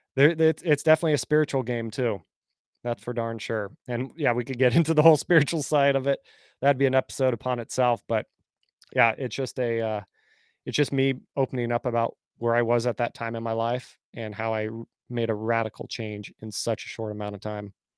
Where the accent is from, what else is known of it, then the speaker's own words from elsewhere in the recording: Bay Area, California, United States; moved away as an adult; now in Nashville, United States; I'm originally from California, grew up in the Bay Area, but then I moved five and a half years ago to Nashville